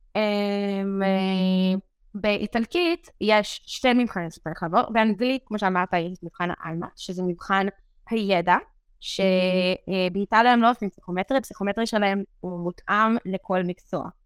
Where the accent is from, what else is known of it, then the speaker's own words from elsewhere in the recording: Meitar, Southern District, Israel; moved away as an adult; now in Rome, Italy; אני במקור ממיתר, זה שובלת באר שבע בישראל